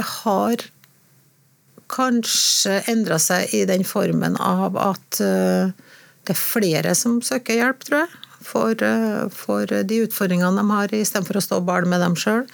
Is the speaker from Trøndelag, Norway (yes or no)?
yes; Trondheim, Trøndelag, Norway; jeg er født i Trondheim, da. Ekte trondhjemmer.